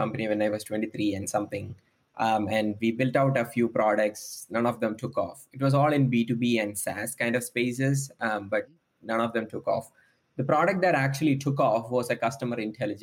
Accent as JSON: {"language": "English", "region": "Kerala", "country": "India", "tie": "born or raised there", "moved": "as an adult", "lives_now": "United States", "said": "I come from the southwest coast of India. The state name is called Kerala."}